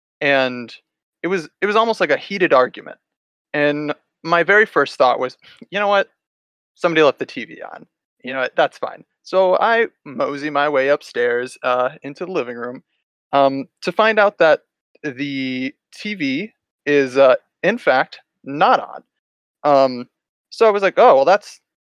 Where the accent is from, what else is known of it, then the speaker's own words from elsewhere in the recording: Dixon, Illinois, United States; moved away as an adult; back home, back to my hometown here in Dixon, Illinois